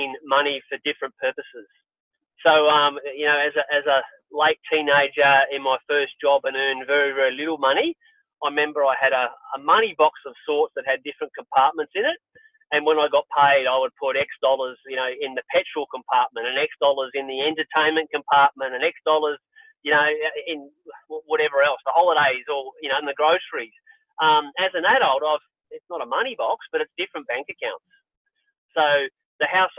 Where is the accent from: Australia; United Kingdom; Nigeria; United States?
Australia; born or raised there